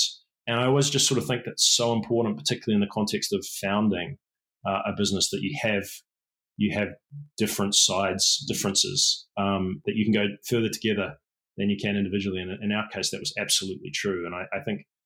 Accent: New Zealand; moved away; also born or lived in England / San Francisco; I am a Kiwi. I am a New Zealander. It's where I'm from.

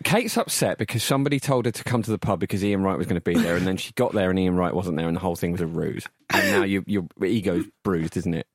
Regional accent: Barking, London, United Kingdom; I was born in Barking Hospital

